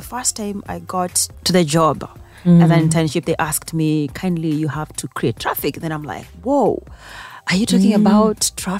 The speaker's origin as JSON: {"language": "English", "region": "Kisii County", "country": "Kenya", "tie": "born or raised there", "first_language": "Kisii", "second_language": "English", "moved": "as an adult", "lives_now": "Nairobi, Kenya", "said": "I grew up in the village where everything, even the language, my first language was Kisii, Bantu."}